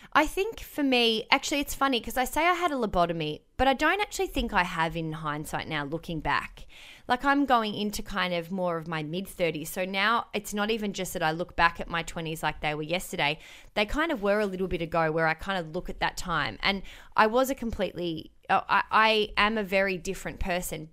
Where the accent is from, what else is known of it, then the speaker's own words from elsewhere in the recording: Melbourne, Victoria, Australia; moved away as an adult; I was born and raised in Melbourne